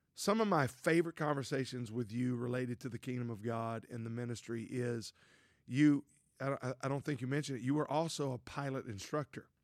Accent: Louisiana, United States; I grew up in Louisiana, a town of five thousand.

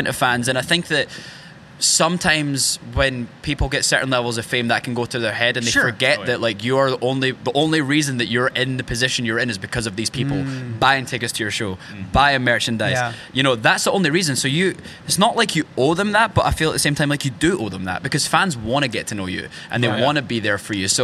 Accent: rural Scotland, United Kingdom; now in Nashville, United States; I grew up in rural Scotland

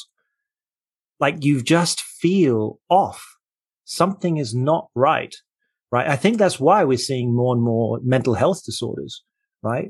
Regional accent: Port Elizabeth, Eastern Cape, South Africa; moved away; I grew up in South Africa in Port Elizabeth near the coast.

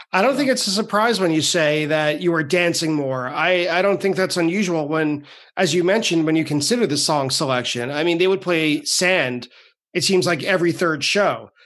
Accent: Long Island, New York, United States; I grew up on Long Island

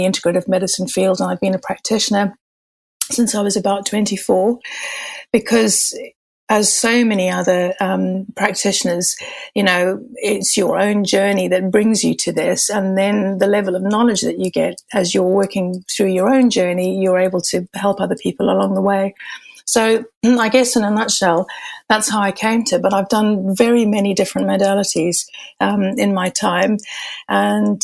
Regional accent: Zimbabwe; moved away as an adult; also born or lived in Malaysia / Far East; I had my childhood and growing up in Zimbabwe

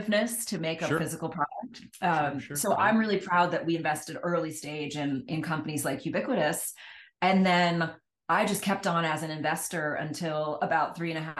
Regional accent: Washington, District of Columbia, United States; moved away; I grew up on the East Coast in the Washington, D.C. area

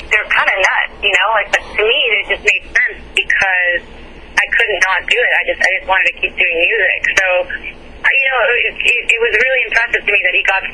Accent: El Salvador; moved away; also born or lived in Nashville; the country I was born in El Salvador.

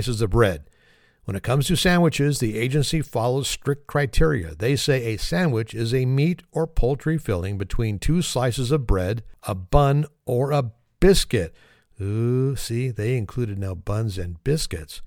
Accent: California, United States; In California, my home state

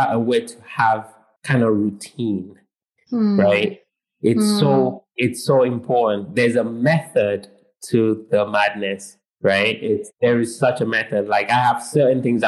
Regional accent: United Kingdom; I'm British.

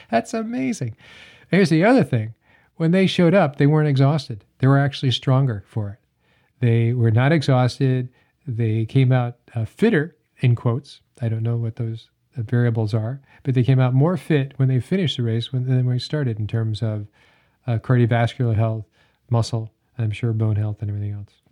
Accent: Hanover, New Hampshire, United States; I grew up in Hanover, New Hampshire

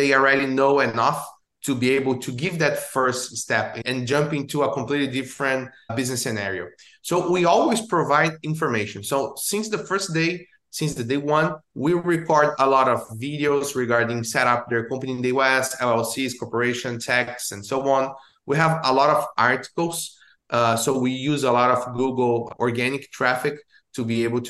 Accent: Brazil; moved away as an adult; now in Orlando, United States; I'm based here in Orlando, Florida, but I was born in Brazil, and I moved to the US

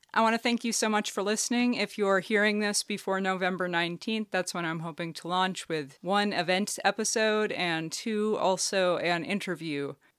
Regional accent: Berkshire, Vermont, United States; also born or lived in Saint Albans, Vermont / Randolph, Vermont / Burlington, Vermont; I was born in Saint Albans, Vermont, and I was raised on a dairy farm in Berkshire, Vermont, which is right on the Canadian border in Franklin County

